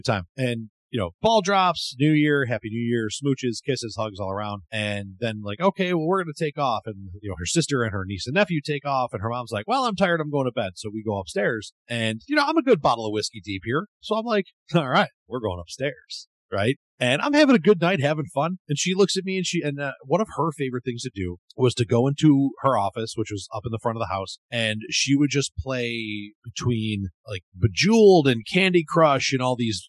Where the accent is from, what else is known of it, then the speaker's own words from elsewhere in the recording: Buffalo, New York, United States; I'm from Buffalo.